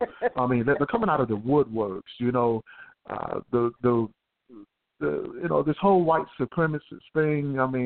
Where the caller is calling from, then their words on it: Houston, Texas, United States; I'm from Houston, Texas. Good morning.